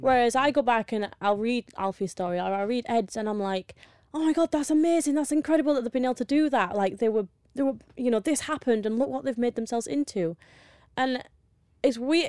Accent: Yorkshire and the Humber, United Kingdom; I'm from Yorkshire

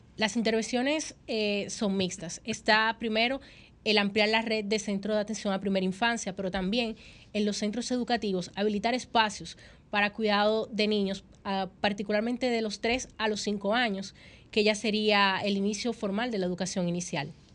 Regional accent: Dominican Republic; como dominicana

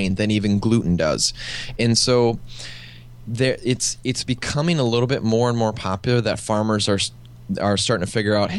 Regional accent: Midwest, United States; now in California, United States; I live now in California, but I grew up in the Midwest

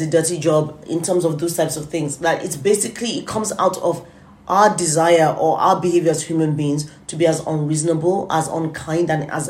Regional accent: United Kingdom; I'm British

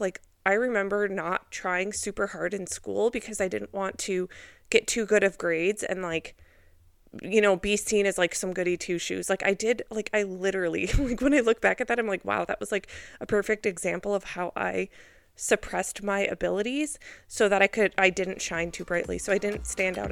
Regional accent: Minnesota, United States; I grew up in Minnesota

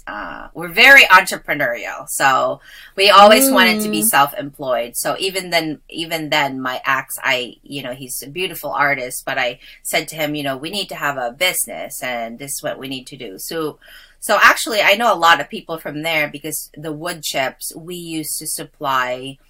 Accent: Wolfville, Nova Scotia, Canada; because I grew up in the Valley. When we first immigrated, I grew up in Gaspereau, Wolfville.

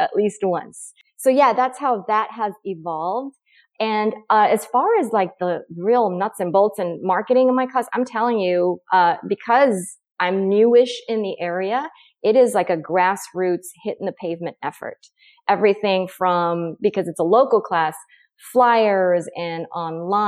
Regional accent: Oregon, United States; moved away as an adult; also born or lived in San Francisco / Tucson; I moved back to my home state of Oregon

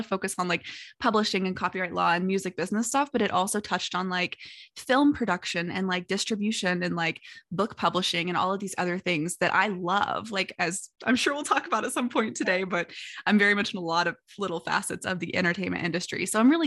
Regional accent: Southern Indiana, United States; also born or lived in Louisville, Kentucky; I'm originally from the Southern Indiana area. And like I was born in Louisville

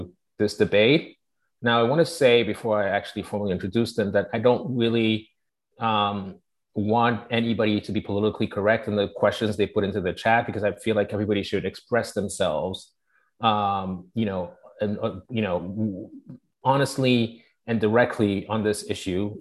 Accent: Togo; also born or lived in Paris, France / London, United Kingdom; now in New York, United States; I am from Togo. I was born in Togo, raised in Togo, but then I grew up a lot in Paris and London

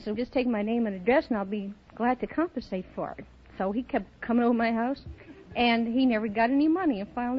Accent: Chicago, Illinois, United States

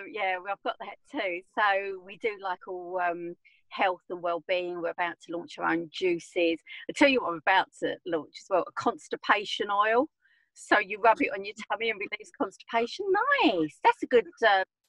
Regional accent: Essex, East of England, United Kingdom; I'm from Essex, as you can probably tell.

